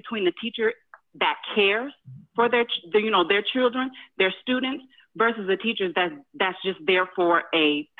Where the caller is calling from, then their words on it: Houston, Texas, United States; I'm from Houston.